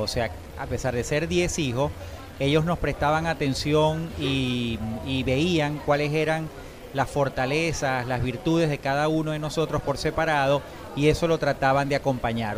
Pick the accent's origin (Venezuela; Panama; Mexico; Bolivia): Venezuela; a pesar de ser, como te digo, sangre italiana, decir yo soy venezolano